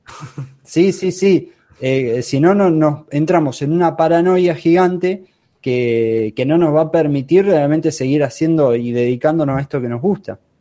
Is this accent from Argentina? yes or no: yes; Argentina; yo soy de Argentina